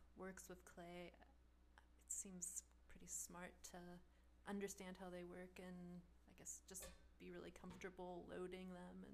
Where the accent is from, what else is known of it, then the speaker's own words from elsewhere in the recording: Warren, Ohio, United States; also born or lived in Dallas, Texas; now in Cincinnati, United States; I grew up in Warren, Ohio.